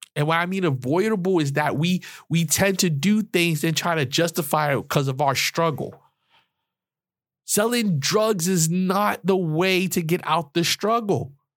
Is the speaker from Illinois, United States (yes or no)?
no; New York City, New York, United States; I'm from New York, the Bronx, the projects